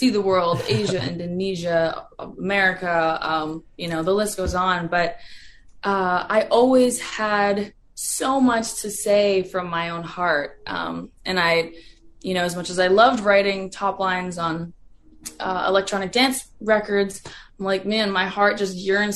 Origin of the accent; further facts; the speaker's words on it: an hour west of Toronto, Ontario, Canada; moved away; I grew up an hour west of Toronto